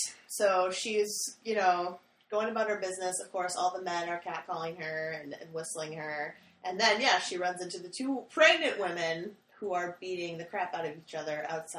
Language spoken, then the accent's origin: English; England, United Kingdom; I was born in England.